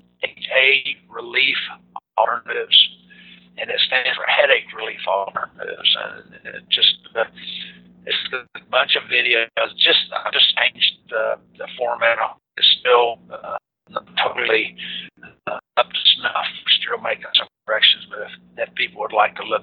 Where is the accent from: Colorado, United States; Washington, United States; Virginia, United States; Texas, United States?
Texas, United States; Dallas; also born or lived in San Antonio, Texas; I grew up in Dallas with the Cowboys when I was in high school